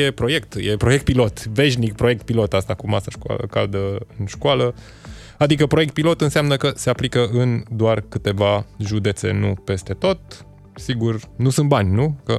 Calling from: Spain; Salutare băieți … din Spania

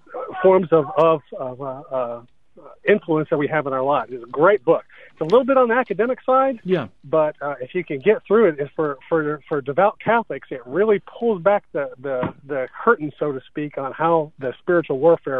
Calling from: Murfreesboro, Tennessee, United States; I'm calling from Murfreesboro, Tennessee.

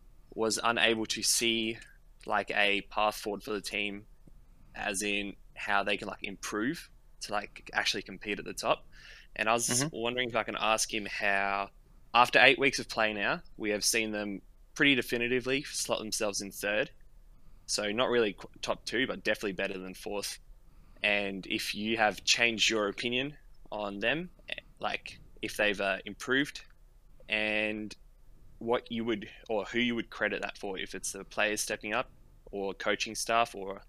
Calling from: Adelaide, South Australia, Australia; Adelaide, Australia.

